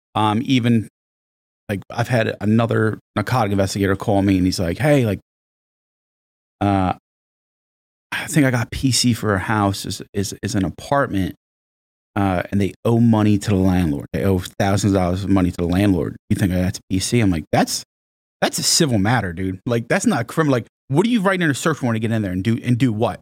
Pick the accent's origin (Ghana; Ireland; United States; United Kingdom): United States; Monmouth County, New Jersey; I actually grew up in, uh, in Monmouth County, New Jersey, not, not that far from here